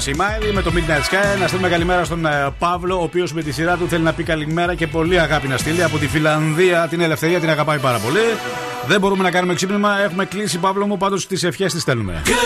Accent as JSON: {"language": "Greek", "town": "Vrasna", "region": "Central Macedonia", "country": "Greece", "said": "Στα βρασνά. Α, στην πατρίδα μου εκεί πα. Στο εξωγικό μου."}